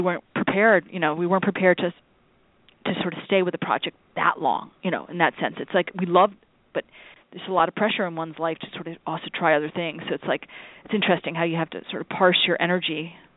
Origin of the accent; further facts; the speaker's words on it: United States; as an American, as a fellow American